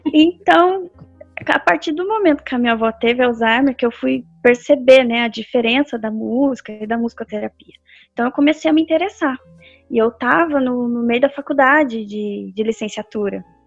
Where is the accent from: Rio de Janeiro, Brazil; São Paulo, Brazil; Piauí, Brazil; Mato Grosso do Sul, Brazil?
São Paulo, Brazil; Pindamonhangaba; eu sou de Pindamonhangaba, né, como a Isabela falou. Eu nasci aqui, cresci aqui, sempre acho que vou morrer aqui